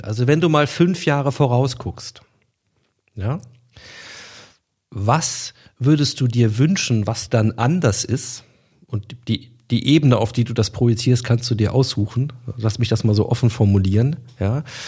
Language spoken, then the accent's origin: German; Hanover, Lower Saxony, Germany; als Hannoveraner